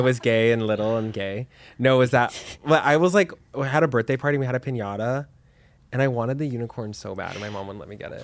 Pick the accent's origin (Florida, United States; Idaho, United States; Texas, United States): Texas, United States; Dallas; also born or lived in New York; now in Los Angeles, United States; I'm from Texas, I'm from Dallas.